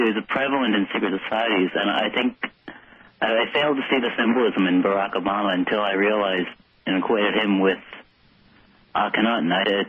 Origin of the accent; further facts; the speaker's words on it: Canada; as a Canadian, I've thought about ordering a Ron Paul shirt